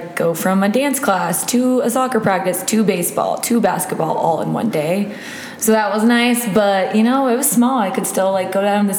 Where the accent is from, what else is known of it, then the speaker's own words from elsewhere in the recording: Missoula, Montana, United States; moved away as an adult; also born or lived in Washington; now in Arizona, United States; I grew up in Missoula, Montana. Good old Montana.